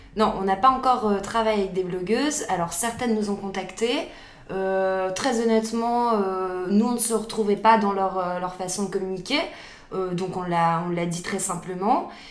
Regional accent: the North, Hauts-de-France, France; moved away as an adult; now in Paris, France; on vient du Nord, c'est ça. On a, on a quitté le Nord euh, pour des raisons personnelles il y a un peu plus de deux ans.

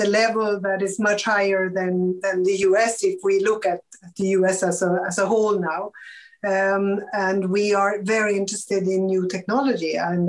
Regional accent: Värmland, Sweden; I could actually work from my hometown

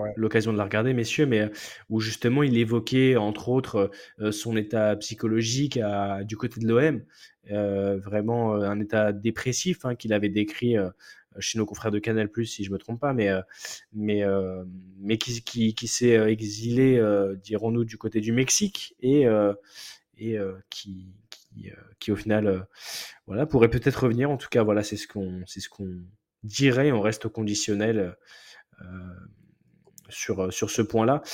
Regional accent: France; en tant que Français

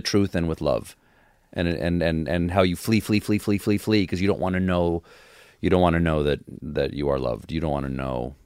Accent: Charleston, South Carolina, United States; born or raised there; also born or lived in Washington, D.C. / James Island, South Carolina

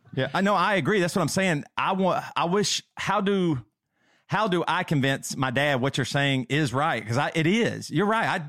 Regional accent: the South, United States; I'm from the South

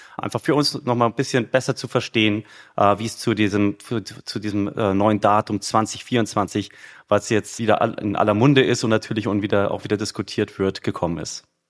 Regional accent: Munich, Bavaria, Germany; ich bin ja Münchner, ja, also in München geboren, wohne immer noch in München

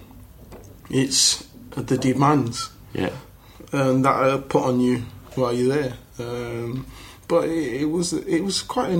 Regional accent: Leicester, East Midlands, United Kingdom; born and raised in Leicester

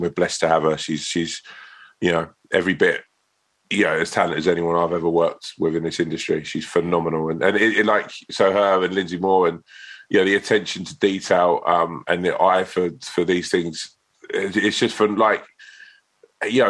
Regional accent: Sutton, London, United Kingdom; I'm sort of from Sutton Way

